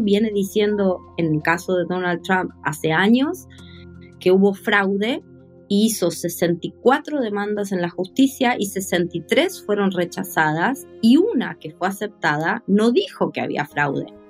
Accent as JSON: {"language": "Spanish", "country": "Argentina", "said": "soy de Argentina"}